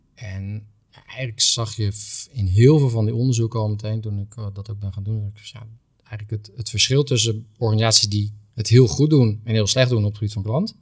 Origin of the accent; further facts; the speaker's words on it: Doesburg, Gelderland, Netherlands; moved away as an adult; now in Rotterdam, Netherlands; mijn klantreis is begonnen in Doesburg, want daar ben ik geboren. Mhm. En ehm, opgegroeid in, in Doesburg